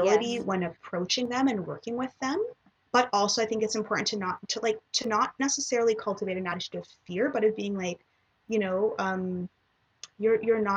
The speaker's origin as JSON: {"language": "English", "town": "Toronto", "region": "Ontario", "country": "Canada", "tie": "born or raised there", "said": "I was born and raised in Toronto"}